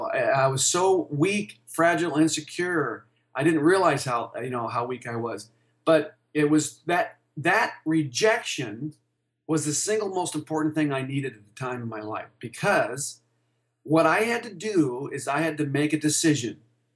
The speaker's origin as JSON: {"language": "English", "town": "Tucson", "region": "Arizona", "country": "United States", "lives_now": "Denver, United States", "said": "he basically told me to go back to Tucson. So I was from Tucson moving to Denver, and I had mentioned that to him. And he said, young man, you should move back to Tucson."}